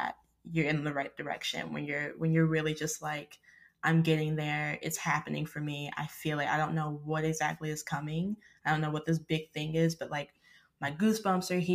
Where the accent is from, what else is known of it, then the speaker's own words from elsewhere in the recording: Arkansas, United States; I grew up in Arkansas